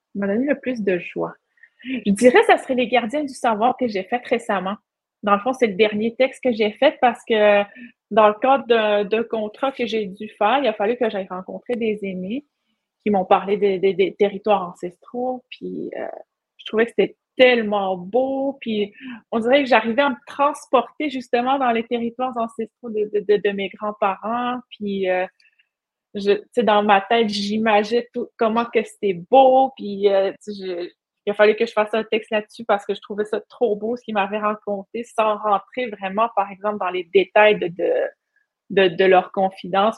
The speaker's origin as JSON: {"language": "French", "town": "Pessamit", "region": "Quebec", "country": "Canada", "said": "je suis Inou de la communauté de Pessamit"}